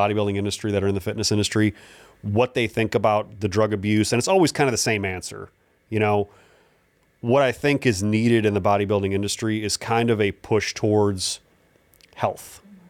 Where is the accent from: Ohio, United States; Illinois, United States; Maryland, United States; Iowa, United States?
Ohio, United States; Cleveland; She grew up in Akron. I grew up in Cleveland.